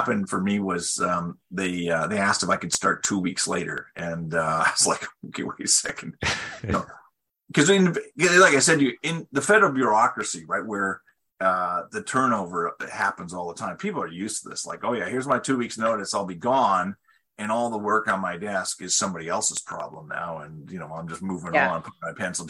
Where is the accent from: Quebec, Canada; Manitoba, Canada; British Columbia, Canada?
British Columbia, Canada; moved away as an adult; also born or lived in Vancouver / Ottawa / Ontario / Switzerland; I was actually from British Columbia